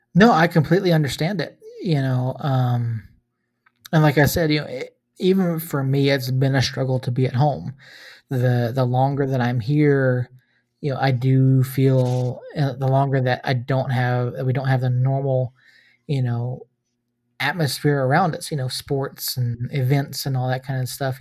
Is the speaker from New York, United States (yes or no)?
no; Georgia, United States; moved away; I love my home state